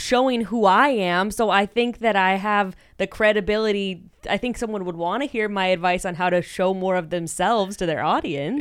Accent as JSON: {"language": "English", "town": "Fresno", "region": "California", "country": "United States", "tie": "born or raised there", "said": "I also grew up in, like, a really white, like, fairly affluent community in Fresno"}